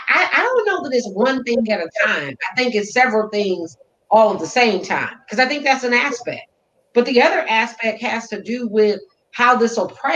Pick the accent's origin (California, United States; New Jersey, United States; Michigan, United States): Michigan, United States; Detroit; I'm from Detroit, and I've never known black folks to carry guns.